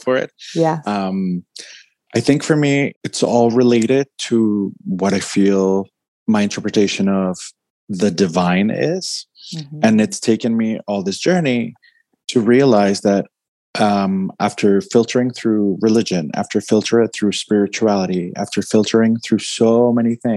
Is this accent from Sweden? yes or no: no; Bogotá, Colombia; I'm from Bogota, Colombia